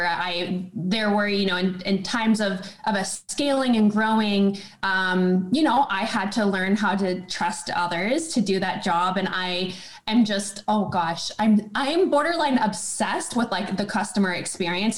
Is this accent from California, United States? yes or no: yes; small town outside of Sacramento, Northern California, United States; now in Austin, United States; Northern California, just a okay. small town outside of Sacramento